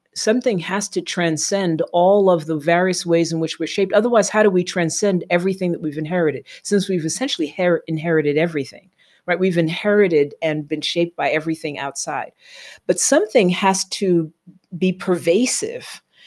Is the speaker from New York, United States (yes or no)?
yes; New York City, New York, United States; also born or lived in Flatbush, Brooklyn; I grew up in Tribeca in New York